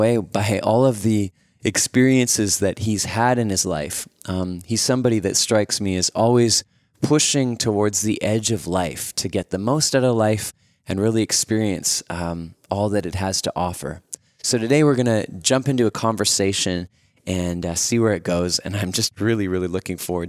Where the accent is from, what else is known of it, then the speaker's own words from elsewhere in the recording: Winnipeg, Manitoba, Canada; Winnipeg, Manitoba, my hometown